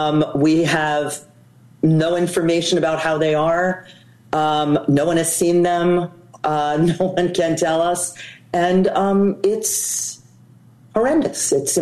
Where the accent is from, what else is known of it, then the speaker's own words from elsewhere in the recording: United States; I'm an American.